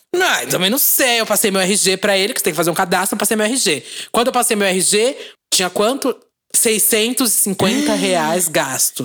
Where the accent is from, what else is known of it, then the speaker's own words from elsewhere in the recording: São Paulo, Brazil; a gente é de São Paulo